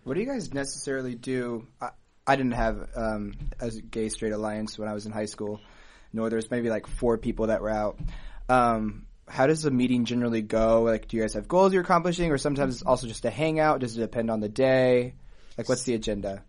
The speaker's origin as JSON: {"language": "English", "town": "Auburn", "region": "Indiana", "country": "United States", "tie": "born or raised there", "moved": "yes", "lives_now": "Bloomington, United States", "said": "from Auburn, Indiana, small town"}